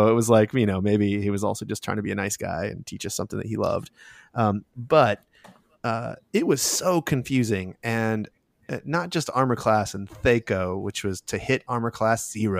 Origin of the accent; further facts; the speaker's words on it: Okinawa, Japan; I grew up in Okinawa, Japan, and so I was on a military base.